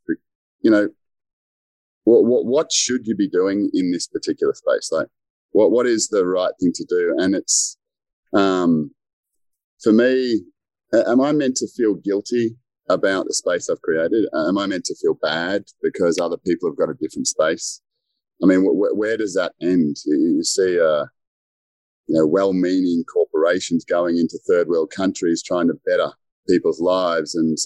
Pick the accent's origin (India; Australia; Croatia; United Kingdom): Australia; Melbourne, Victoria; moved away; I'm originally from Melbourne